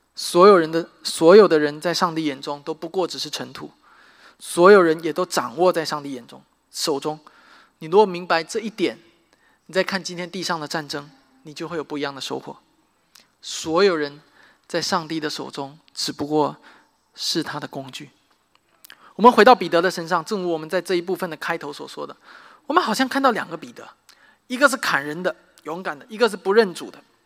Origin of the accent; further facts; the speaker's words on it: Xiamen, Fujian, China; moved away as an adult; now in United States; 我的家乡， 啊，厦门